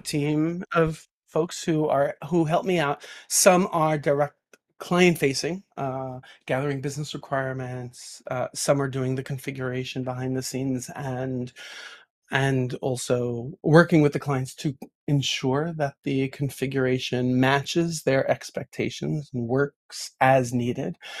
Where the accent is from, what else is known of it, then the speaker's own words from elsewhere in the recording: New York, United States; a New Yorker, born and raised in New York